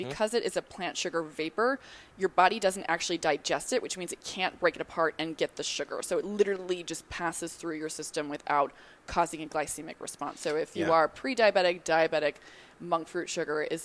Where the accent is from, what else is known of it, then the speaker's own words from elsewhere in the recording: New York, United States; I'm from New York